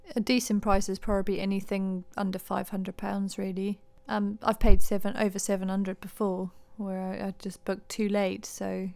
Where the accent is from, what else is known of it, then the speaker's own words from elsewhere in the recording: Harare, Zimbabwe; moved away; also born or lived in United Kingdom; I was born in Zimbabwe, Harare, moved to the U K in ninety-nine